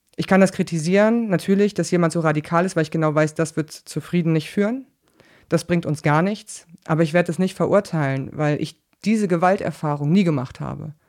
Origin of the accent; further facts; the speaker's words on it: West Germany, Germany; ich komme aus Westdeutschland